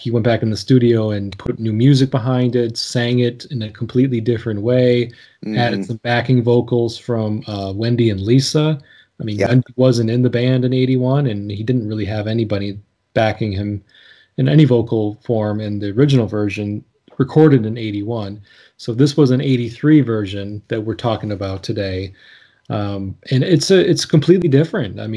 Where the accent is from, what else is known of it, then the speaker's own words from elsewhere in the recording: United States; speaking as an American